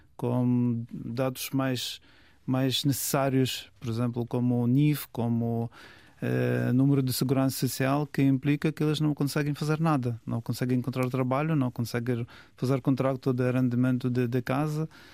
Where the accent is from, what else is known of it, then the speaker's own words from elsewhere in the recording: Lviv, Lviv Oblast, Ukraine; Portuguese is a second language; moved away as an adult; now in Portugal; Eu sou da cidade de Lviv